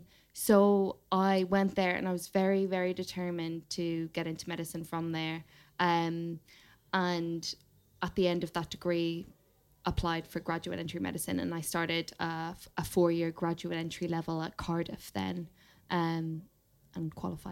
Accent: Ireland; So I grew up in Ireland and I did the equivalent of the A levels.

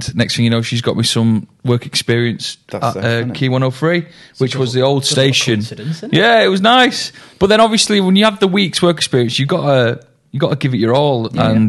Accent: Manchester, North West England, United Kingdom; also born or lived in Stockport; I'm from Stockport originally. And then I grew up in Fallowfield, though, with my mum.

